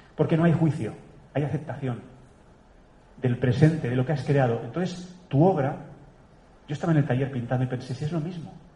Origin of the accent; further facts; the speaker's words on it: Catalonia, Spain; moved away; also born or lived in Germany; mi tierra, allá arriba en el norte de España, de Cataluña